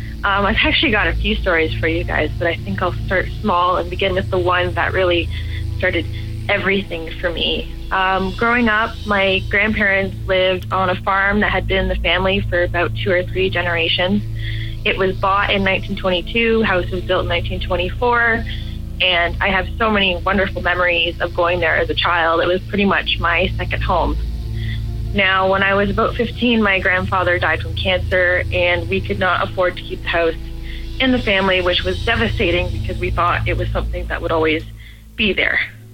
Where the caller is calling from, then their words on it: Toronto, Ontario, Canada; I'm 23 years old, and I'm calling from Toronto, Canada.